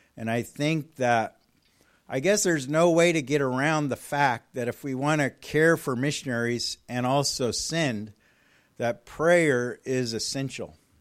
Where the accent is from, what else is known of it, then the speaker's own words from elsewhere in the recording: California, United States; moved away as an adult; also born or lived in Colorado Springs; I'm from California